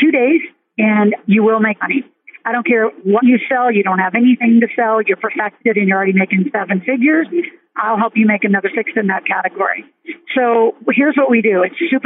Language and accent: English; Nebraska, United States; I grew up in Nebraska where huge farm family